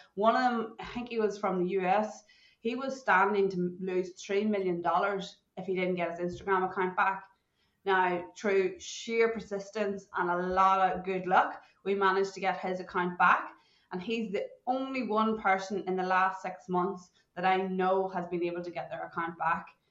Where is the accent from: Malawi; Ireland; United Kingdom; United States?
Ireland; moved away as an adult; now in Perth, Australia; growing up in Ireland, I didn't even know what a computer was